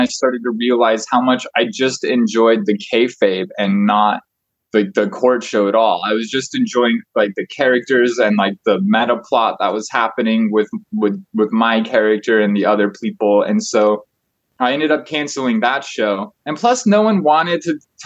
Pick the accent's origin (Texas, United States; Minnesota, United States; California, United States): California, United States; Truckee; I was born in Truckee